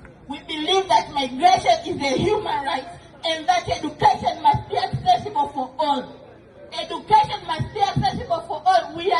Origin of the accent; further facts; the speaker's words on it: Ukraine; We are from Ukraine, we play the same war with the Ukrainians.